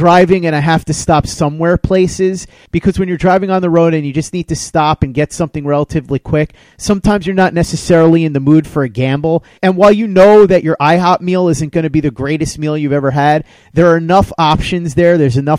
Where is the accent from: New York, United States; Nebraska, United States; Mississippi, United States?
New York, United States; also born or lived in Virginia; I'm from New York.